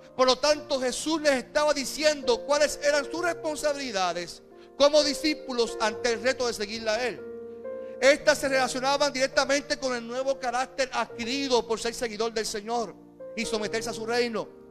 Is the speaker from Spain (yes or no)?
no; Carolina, Puerto Rico; also born or lived in Caguas; somos de Carolina y Carolina es un corillo